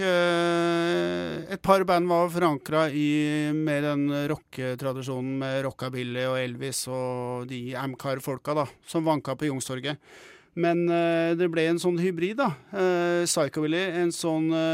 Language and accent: Norwegian; Oslo, Norway; jeg er fra Bjølsen sjøl.